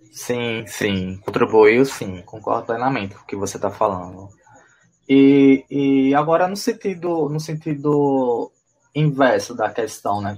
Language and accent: Portuguese; Northeast Brazil, Brazil; a gente como nordestino